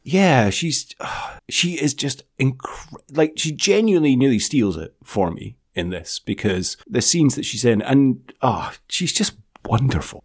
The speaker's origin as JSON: {"language": "English", "region": "Scotland", "country": "United Kingdom", "said": "we're Scottish"}